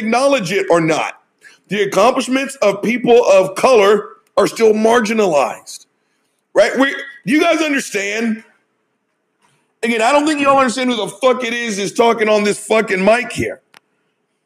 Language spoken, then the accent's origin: English; United States; my experience as an American